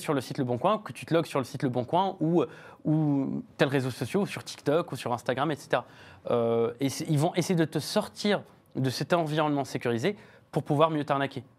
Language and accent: French; France; chez nous en France